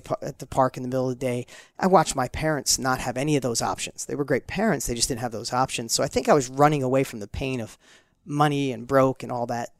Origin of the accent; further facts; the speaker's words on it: New York, United States; accent: New York; my New York accent was, like, super heavy